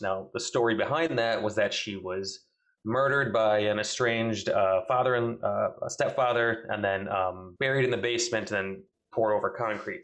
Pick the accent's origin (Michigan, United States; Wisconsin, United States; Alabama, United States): Wisconsin, United States; southern; from southern Wisconsin